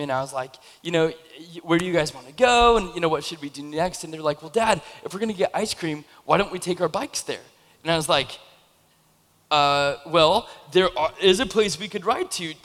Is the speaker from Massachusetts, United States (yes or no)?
no; Camas, Washington, United States; moved away as an adult; I, I grew up in Camas, and then I moved away for like 15 years, and then I moved back into the area